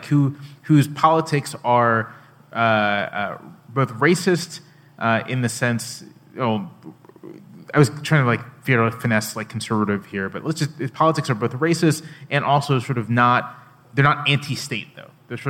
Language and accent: English; the South, United States; I'm a Southerner